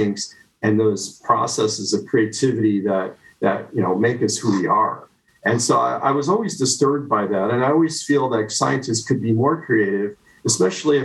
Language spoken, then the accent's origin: English; United States; moved away as an adult; also born or lived in New Jersey / Chicago, Illinois / Canada; My roots are actually in New Jersey and Chicago. So that's where I grew up and my family lives